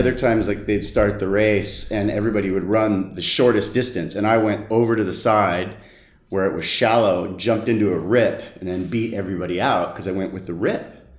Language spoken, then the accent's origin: English; San Diego, California, United States; Born and raised in San Diego, California